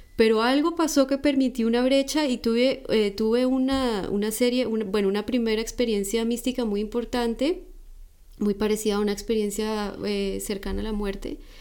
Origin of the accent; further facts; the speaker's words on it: Colombia; yo soy de Colombia